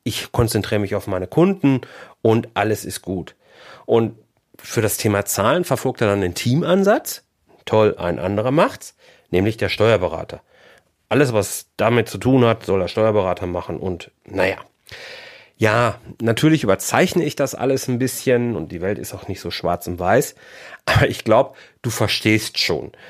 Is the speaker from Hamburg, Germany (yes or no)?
no; Bochum, North Rhine-Westphalia, Germany; born there; now in Haltern am See, Germany; Da wohnen wir jetzt seit 2002 und fühlen uns hier super wohl. Ähm, gebürtig komme ich aus Bochum.